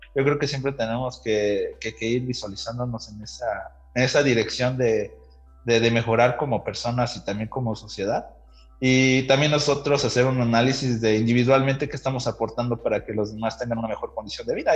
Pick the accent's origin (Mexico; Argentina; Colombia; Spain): Mexico; Valle, State of Mexico; born or raised there; also born or lived in Toluca